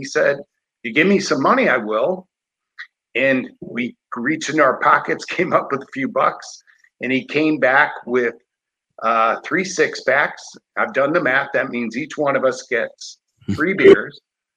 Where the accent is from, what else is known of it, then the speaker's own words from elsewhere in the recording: Chicago, Illinois, United States; born and raised in Chicago, cradle Catholic